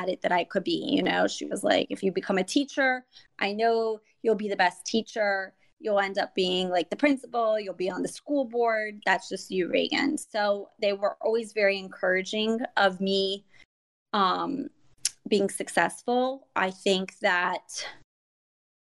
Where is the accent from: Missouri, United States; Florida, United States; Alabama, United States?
Florida, United States; Miami; moved away as an adult; now in Orlando, United States; I was born and raised in Miami, Florida. About 2 years ago, my husband and I moved up to the Orlando area